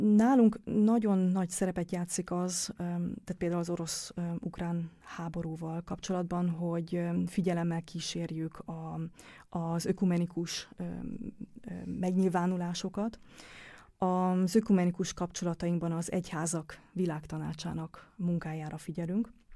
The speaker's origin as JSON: {"language": "Hungarian", "country": "Hungary", "also_born_or_lived": "Germany", "accent": "Hungarian", "moved": "as an adult", "lives_now": "Vienna, Austria", "said": "kérdezték, hogy honnan jövök. És mondtam, hogy Magyarországról"}